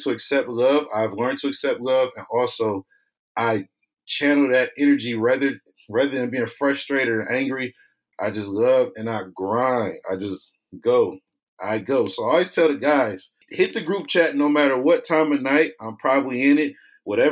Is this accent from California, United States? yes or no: no; East Cleveland, Ohio, United States; I'm originally from East Cleveland, Ohio. Might be the poorest city in the country, 7th.